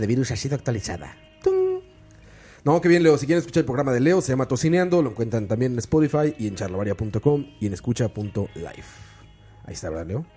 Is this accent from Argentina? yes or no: no; Mexico; soy mexicano